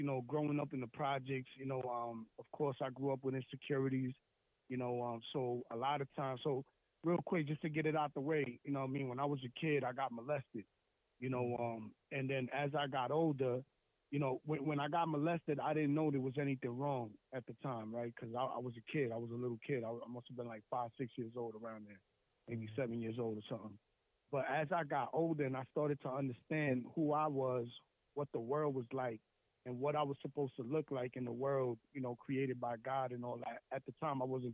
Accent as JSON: {"language": "English", "town": "Lawrence", "region": "Massachusetts", "country": "United States", "tie": "born or raised there", "said": "I'm from this place called Lawrence in Massachusetts. It's like 20 minutes north of Boston. And just a little bit about me. So I grew up, you know, in the project housing"}